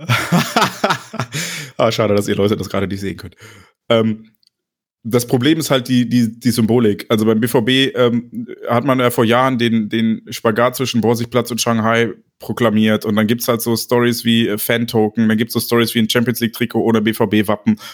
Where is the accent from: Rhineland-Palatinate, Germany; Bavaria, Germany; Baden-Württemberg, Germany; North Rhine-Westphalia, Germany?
North Rhine-Westphalia, Germany; Neuss; ich komme aus Neuss